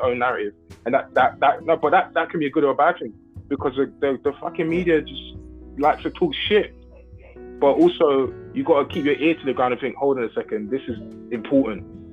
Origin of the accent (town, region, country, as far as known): United Kingdom